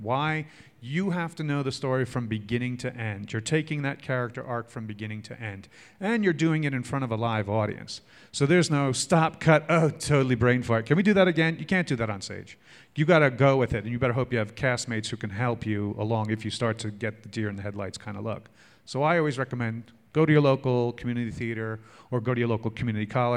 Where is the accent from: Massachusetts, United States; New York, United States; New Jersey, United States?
New York, United States; I'm a New Yorker